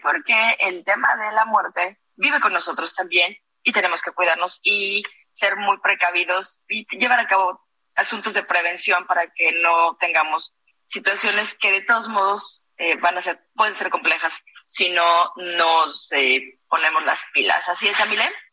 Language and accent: Spanish; Morelia, Michoacán, Mexico; soy de Morelia